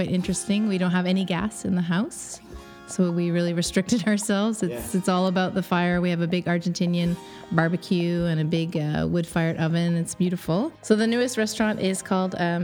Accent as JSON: {"language": "English", "town": "Kingston", "region": "Ontario", "country": "Canada", "tie": "born or raised there", "moved": "as an adult", "lives_now": "Montreal, Canada", "said": "I grew up in Ontario. I'm from Kingston, Ontario, a little small town"}